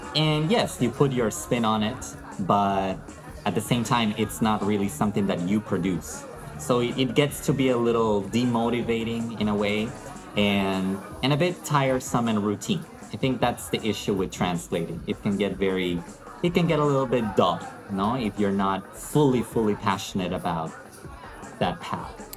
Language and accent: English; Lima, Peru; I'm Peruvian. I was born and raised in the capital of Peru, which is Lima